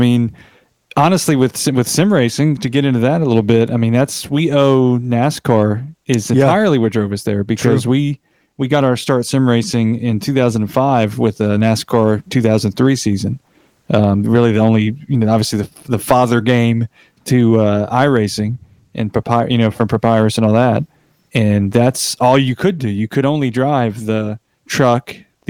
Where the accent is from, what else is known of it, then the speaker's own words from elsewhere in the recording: North Carolina, United States; we grew up in mostly in Wilkes County. So, of course, you have North Wilkesboro Speedway.